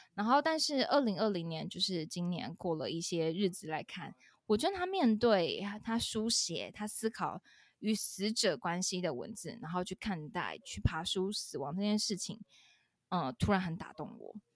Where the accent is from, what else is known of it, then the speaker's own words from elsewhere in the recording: Taiwan; 我们台湾人